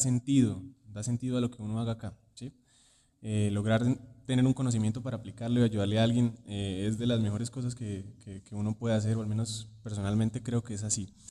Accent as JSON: {"language": "Spanish", "town": "Cúcuta", "region": "Norte de Santander", "country": "Colombia", "moved": "as an adult", "lives_now": "Bogotá, Colombia", "said": "yo vengo de Cúcuta"}